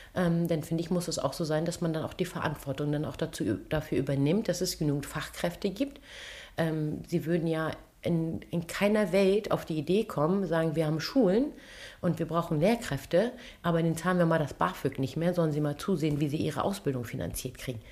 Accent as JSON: {"language": "German", "town": "Kiel", "region": "Schleswig-Holstein", "country": "Germany", "tie": "born or raised there", "said": "Ich bin gebürtige Kielerin und dann ist Heimat Schleswig-Holstein."}